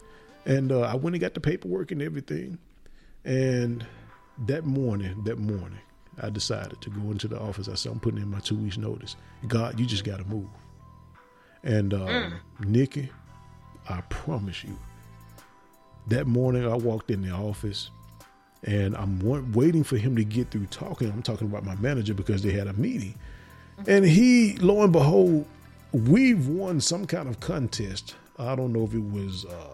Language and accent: English; Memphis, Tennessee, United States; I'm from Memphis.